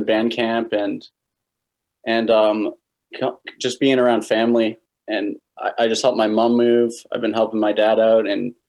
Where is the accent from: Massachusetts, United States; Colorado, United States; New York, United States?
Massachusetts, United States; Cape Cod; moved away as an adult; also born or lived in Philadelphia; I'm from Cape Cod. So right now I'm on Cape Cod, Massachusetts. That's where I was born and raised.